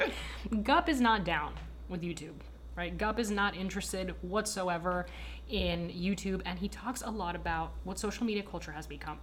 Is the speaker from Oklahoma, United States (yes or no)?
no; Miami, Florida, United States; accent: American apple pie; If I'm not in Miami and someone asks me where I'm from, I say, "Oh, I'm American. I'm from Miami."